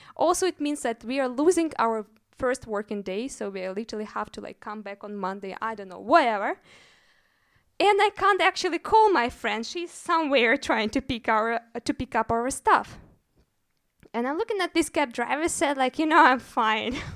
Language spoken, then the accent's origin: English; Russia; moved away as an adult; also born or lived in Moscow; now in Berlin, Germany; I'm actually from Russia, so before moving to Berlin, I was working in Moscow